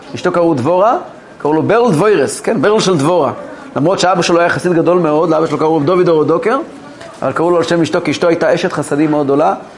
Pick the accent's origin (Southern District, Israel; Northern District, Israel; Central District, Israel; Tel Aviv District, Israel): Central District, Israel; Kfar Chabad; אני גדלתי כילד בכפר חב"ד